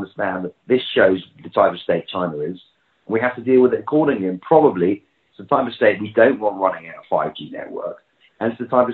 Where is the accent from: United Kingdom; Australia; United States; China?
United Kingdom; London; that's my hometown, that's where I'm, home city, that's where I'm from